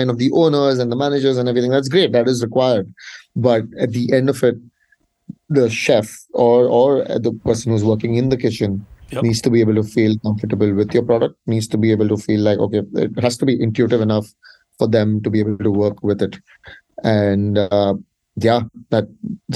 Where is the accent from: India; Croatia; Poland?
India; I'm from India